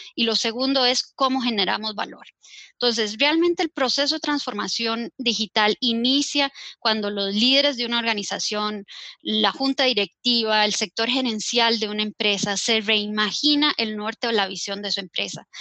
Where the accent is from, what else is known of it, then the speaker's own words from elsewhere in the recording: Costa Rica; como costarricense